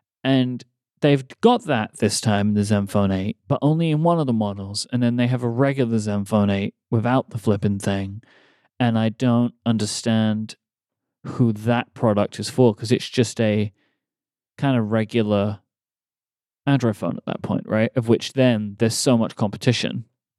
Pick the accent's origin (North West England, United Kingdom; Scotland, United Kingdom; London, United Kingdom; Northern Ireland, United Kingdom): London, United Kingdom; moved away; where I grew up in London